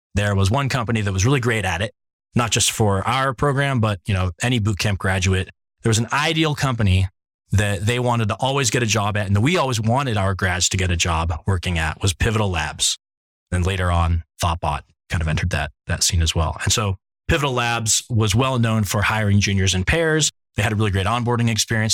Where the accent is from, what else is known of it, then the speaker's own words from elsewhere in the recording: Ohio, United States; now in San Francisco, United States; I have a large extended family in Pittsburgh, even though I grew up in Ohio.